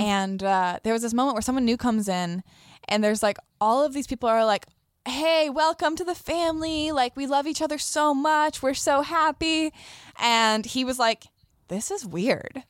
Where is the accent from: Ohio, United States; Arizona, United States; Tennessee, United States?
Arizona, United States; Sedona; moved away as an adult; also born or lived in Tucson; now in Los Angeles, United States; I grew up in Sedona